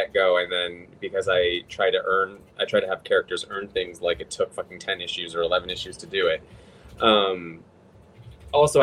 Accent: Los Angeles, California, United States; I'm from Los Angeles

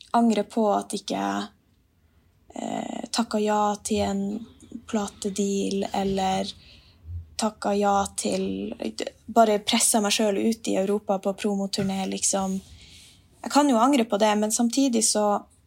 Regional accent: Finnmark, Norway; Jeg har jo naturen rundt meg hele tida når jeg er hjemme i Finnmark

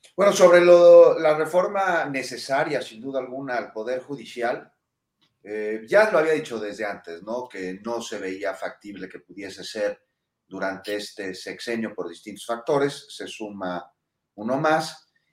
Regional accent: Mexico; somos mexicanos

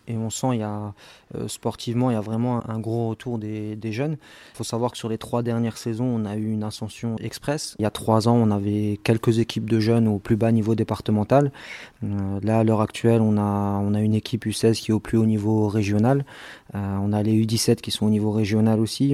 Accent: Strasbourg, Grand Est, France; moi j'ai grandi à Cronenbourg

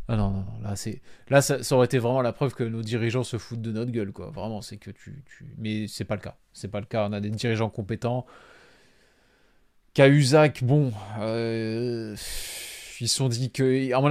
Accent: Nice, Provence-Alpes-Côte d'Azur, France; il est trop étiqueté OM pour moi, en tant que Niçois, ça, ça passe pas.

